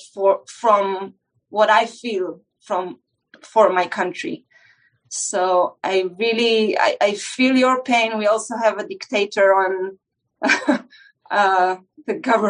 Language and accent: English; Israel; because here in Israel, you turn 18